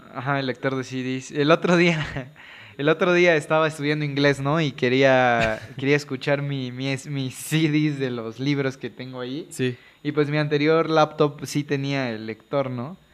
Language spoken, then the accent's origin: Spanish; Veracruz, Mexico; soy de Veracruz